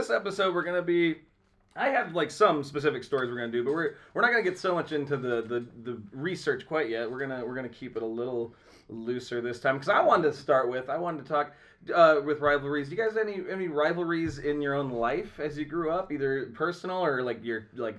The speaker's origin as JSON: {"language": "English", "town": "St. Ansgar", "region": "Iowa", "country": "United States", "tie": "born or raised there", "moved": "yes", "said": "My hometown's St. Ansgar"}